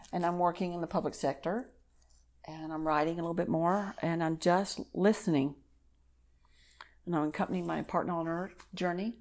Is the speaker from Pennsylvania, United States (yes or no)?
no; Texas, United States; moved away; I'm from Texas, so everything's big.